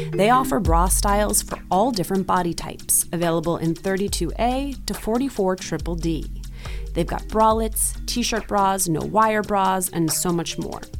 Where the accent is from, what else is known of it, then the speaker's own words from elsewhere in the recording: New Jersey, United States; being Latina and growing up in Jersey